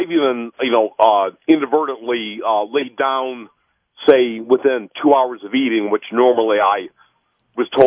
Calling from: Royal Oak, Michigan, United States; Uh, good morning. Uh, I'm from Royal Oak.

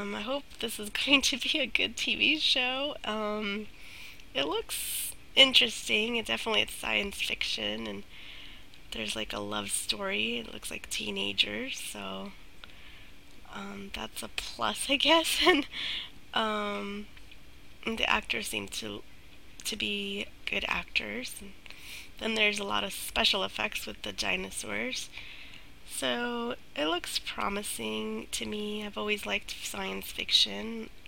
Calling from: Virginia, United States; I'm from Virginia

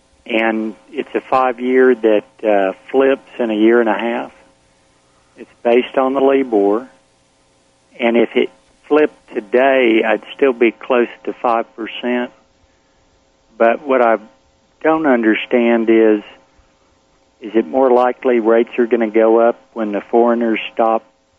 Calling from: Austin, Texas, United States

